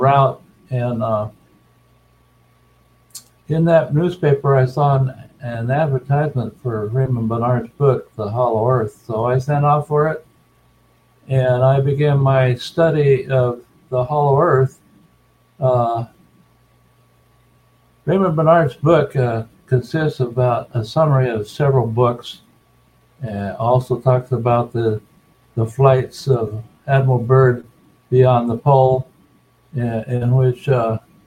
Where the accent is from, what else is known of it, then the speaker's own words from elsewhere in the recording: Colonia Juárez, Chihuahua, Mexico; moved away; also born or lived in New Mexico / Phoenix, Arizona; I'm from the American-Mexican colonies of Colonia Juarez in Chihuahua, Mexico